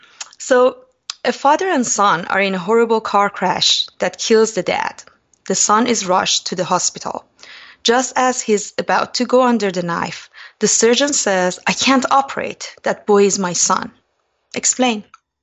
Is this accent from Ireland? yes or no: no; Iran; So I grew up in Iran during eight years of brutal war between Iran and Iraq, and I had first-hand experience about war.